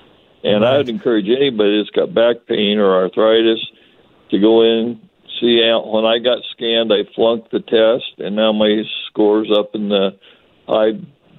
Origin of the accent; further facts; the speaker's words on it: Spokane, Washington, United States; now in Birch Bay, United States; I was from Spokane, live in Birch Bay now, played some hockey.